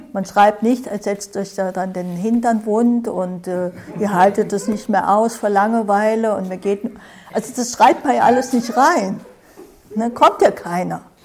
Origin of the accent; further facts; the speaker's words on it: Germany; Wir hier in Deutschland, ne, ich glaube, wir sind alle aus Deutschland, fast alle vielleicht, wir sind einer ganz bestimmten Art sozialisiert, geprägt